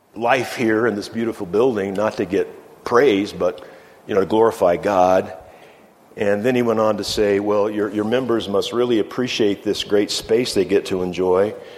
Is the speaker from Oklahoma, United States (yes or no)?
no; Virginia, United States; moved away as an adult; also born or lived in Iowa / Minnesota / New Mexico; I moved away from Virginia